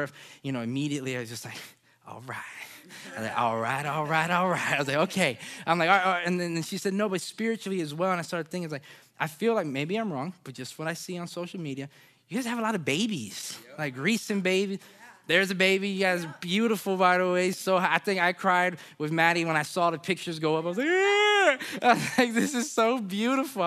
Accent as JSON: {"language": "English", "town": "Orlando", "region": "Florida", "country": "United States", "said": "I'm from Orlando, so Disney World, it's kind of in you"}